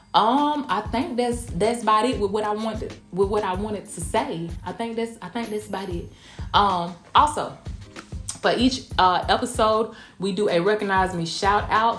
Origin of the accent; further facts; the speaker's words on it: Blakely, Georgia, United States; moved away as an adult; also born or lived in Kansas; now in Tampa, United States; I'm from a small town. First off, I'm from Blakely, Georgia.